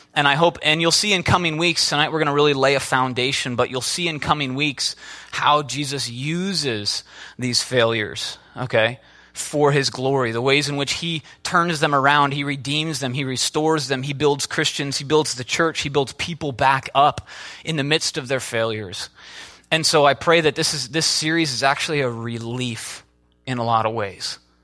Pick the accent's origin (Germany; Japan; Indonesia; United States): United States; Midwest; I'm from the Midwest.